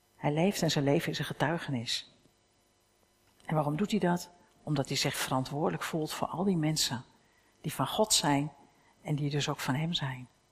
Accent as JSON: {"language": "Dutch", "country": "Netherlands", "said": "staan we ook nog bekend als uberkritisch hè, als Hollanders, Nederlanders"}